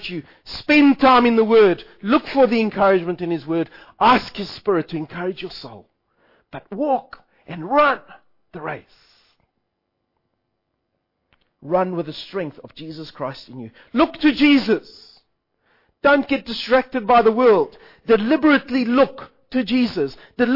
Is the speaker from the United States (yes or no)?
no; South Africa; I am South African